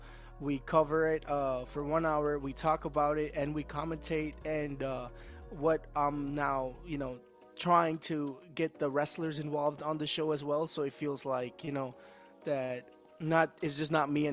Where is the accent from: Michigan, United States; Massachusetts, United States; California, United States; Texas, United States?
California, United States; San Francisco; first language English; also born or lived in India; So I was born in India in 1997. I am Sikh, so like I speak, my first language is actually English, because I was 5 years old when my parents took me to the States. We moved to San Francisco, California, and so my first language is English, but my second is Punjabi, and then Hindi, of course.